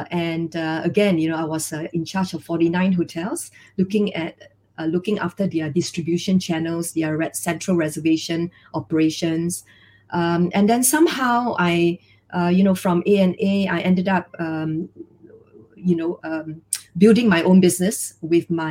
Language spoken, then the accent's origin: English; George Town, Penang, Malaysia; moved away as an adult; also born or lived in Switzerland; I was born in Penang. It's a small island in West Malaysia